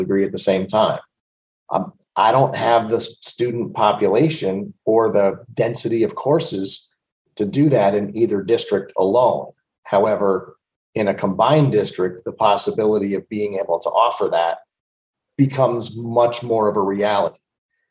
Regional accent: Roscoe, New York, United States; also born or lived in Livingston Manor; I've lived here my whole life. I grew up in Roscoe.

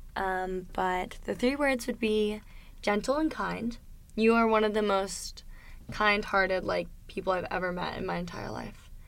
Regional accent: Delaware, United States; moved away as an adult; now in South Florida, United States; I was born and raised in Delaware, and the first time that I ever moved out of the state of Delaware was when I came to school

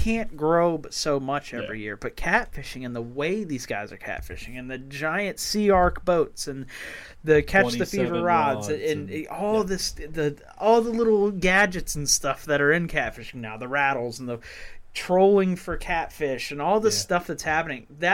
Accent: the James River, Virginia, United States; We grew up on the James

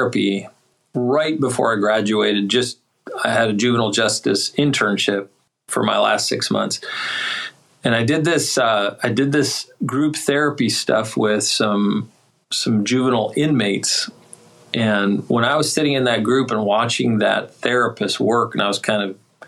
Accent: Duluth, Minnesota, United States; moved away as an adult; also born or lived in Springfield, Missouri / Delaware / West Virginia; now in Raleigh, United States; I'm originally from Duluth, Minnesota, and I've moved around quite a bit

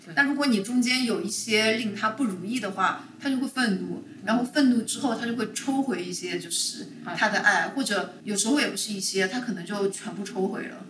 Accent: Shanghai, China; moved away as an adult; now in Chicago, United States; 我是出生在上海的，然嗯。后我一直到这个大学毕业到工作头两年都是在上海的

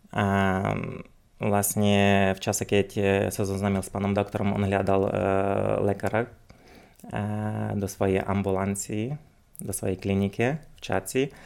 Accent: Uzhhorod, Zakarpattia Oblast, Ukraine; moved away as an adult; now in Slovakia; pochádzam z Ukrajiny, konkrétne z mesta Užgorod, e, čo sa nachádza vlastne na hranici so Slovenskom.

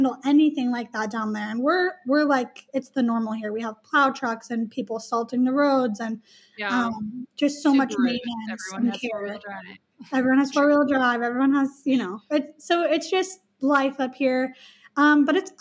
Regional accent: Alaska, United States; I'm born and raised in Alaska

